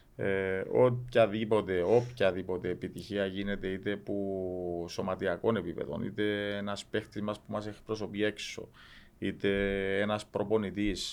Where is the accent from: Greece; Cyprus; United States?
Cyprus; Είμαστε δίπλα από την Ελλάδα